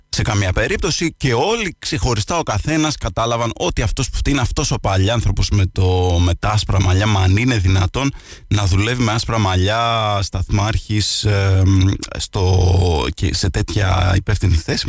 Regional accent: Lixouri, Kefalonia, Ionian Islands, Greece

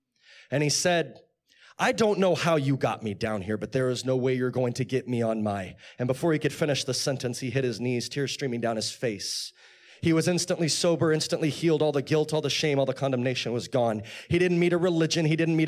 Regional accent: Chatsworth, California, United States; also born or lived in Texas; I grew up in California. In fact, I live not too far down the street. It used to be at apartments called, they were called, I think there's something different now, Loreline Gardens in Chatsworth. Yeah, someone said, yeah. And then we moved to Texas.

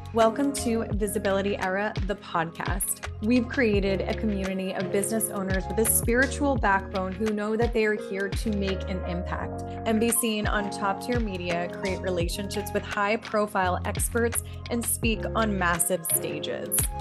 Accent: New Jersey, United States; we're both from New Jersey

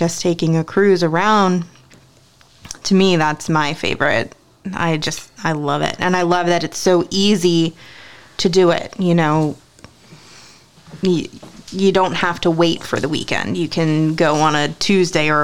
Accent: Ocean City, Maryland, United States; also born or lived in New Jersey; I wasn't born here. I was born in New Jersey. I didn't move here until I was 8. But even growing up in this area, you know, I grew up in Ocean City.

